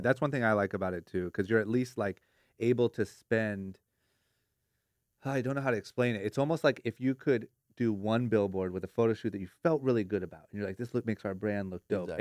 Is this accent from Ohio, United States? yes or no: yes; Ohio, United States; now in Los Angeles, United States; growing up in Ohio